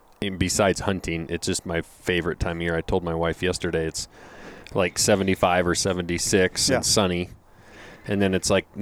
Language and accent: English; Lincoln, Montana, United States; I was raised in Lincoln, which is about 2 hours east of where I live right now. Lincoln's right on the edge of the Bob Marshall Wilderness.